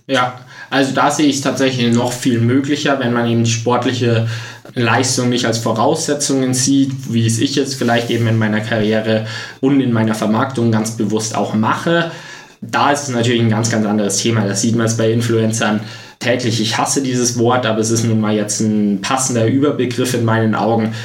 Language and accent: German; Freising, Bavaria, Germany; in meiner Heimatstadt, eben in Freising